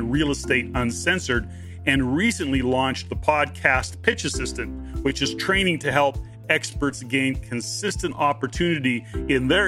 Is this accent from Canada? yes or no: yes; Canada; we're Canadian